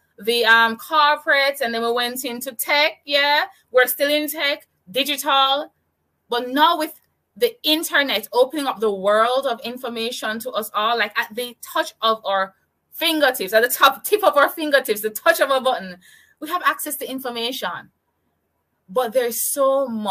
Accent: Kingston, Jamaica; I'm from Kingston, Jamaica.

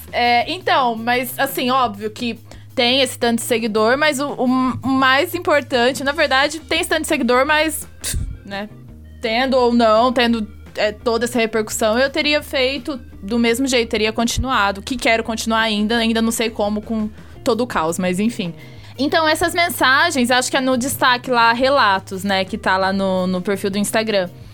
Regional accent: Fernandópolis, São Paulo, Brazil; moved away as an adult; now in São Paulo, Brazil; Lá na minha cidade, é uma cidade de 60 mil habitantes, é Fernandópolis, interior de São Paulo

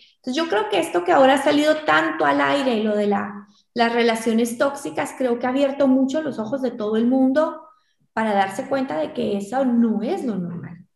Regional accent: Guatemala; en Guatemala, en mi país

